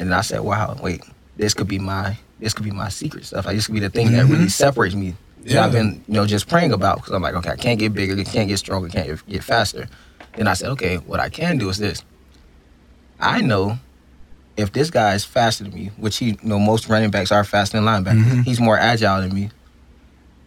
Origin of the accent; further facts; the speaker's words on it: Fort Lauderdale, Florida, United States; moved away as an adult; I'm that kid from Fort Lauderdale, Florida